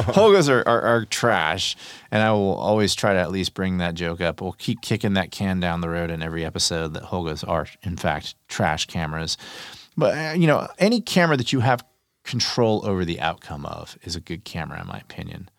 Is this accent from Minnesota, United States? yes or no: no; Texas, United States; I'm from Texas, I say y'all